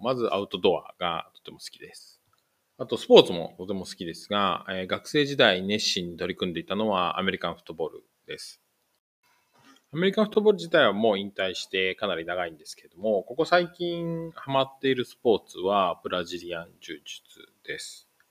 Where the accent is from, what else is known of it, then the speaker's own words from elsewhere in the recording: Kanagawa, Japan; moved away as an adult; also born or lived in Kanto; now in Fukuoka, Japan; 現在は、えー、福岡県福岡市に住んでいますが、出身は神奈川県です